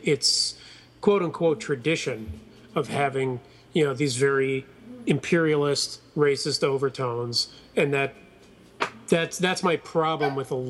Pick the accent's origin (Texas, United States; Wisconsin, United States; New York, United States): New York, United States; New York City; growing up in New York City